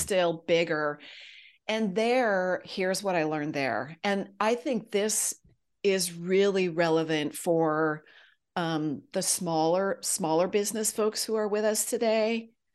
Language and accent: English; Silicon Valley, California, United States; also born or lived in Los Angeles area; I grew up in Silicon Valley. My dad actually moved us there from the Los Angeles area.